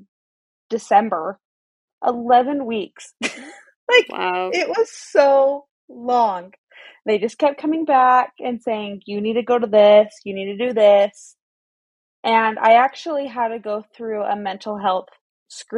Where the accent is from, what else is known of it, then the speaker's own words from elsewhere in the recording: Pleasant Grove, Utah, United States; I was born and raised in Utah County